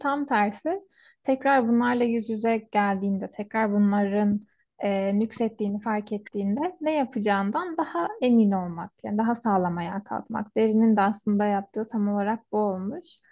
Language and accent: Turkish; Istanbul, Turkey; moved away as an adult; now in Ankara, Turkey; buraya gelene kadar ben İstanbul'da doğmuş büyümüş bir insanım.